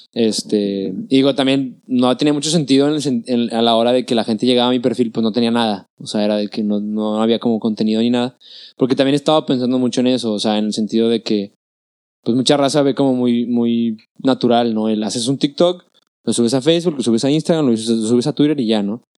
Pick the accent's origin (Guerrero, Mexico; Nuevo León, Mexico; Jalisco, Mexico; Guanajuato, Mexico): Nuevo León, Mexico; Monterrey; soy mexicano, mexicano, o sea, de Monterrey toda la vida